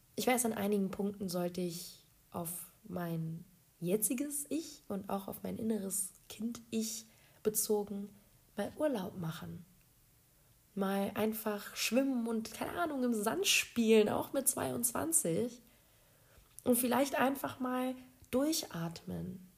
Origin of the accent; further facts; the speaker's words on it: Berlin, Germany; moved away as an adult; now in Poland; ich bin eine geborene Berlinerin